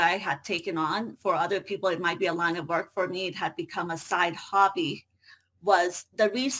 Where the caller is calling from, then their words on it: United States; I hail from the United States.